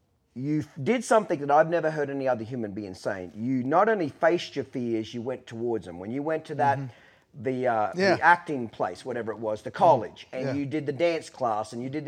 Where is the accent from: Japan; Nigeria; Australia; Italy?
Australia; now in United States; Me being, you know, basically an immigrant, I came here as an Australian. I'm a citizen now.